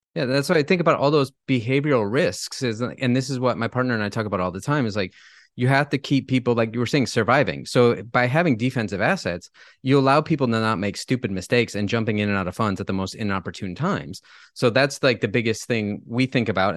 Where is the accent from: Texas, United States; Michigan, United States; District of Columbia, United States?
Michigan, United States; now in Napa, United States; I, I grew up in Michigan, have lived all over the U S, all over the world, but I've been living here in paradise for about thirteen years